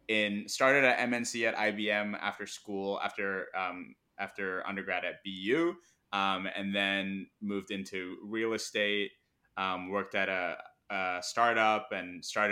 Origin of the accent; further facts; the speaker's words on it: Irvine, California, United States; first language zh; English is a second language; my first language is not English, it's Mandarin, because my parents put me in a Mandarin speaking preschool in Irvine.